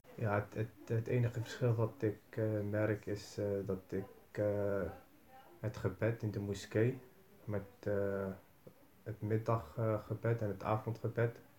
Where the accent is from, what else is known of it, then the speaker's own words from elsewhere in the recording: Rotterdam, South Holland, Netherlands; Ik kom uit Rotterdam.